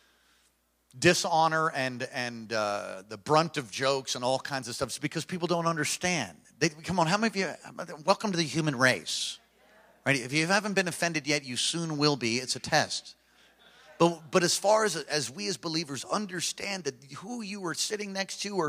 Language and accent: English; New York, United States; moved away; I was raised in New York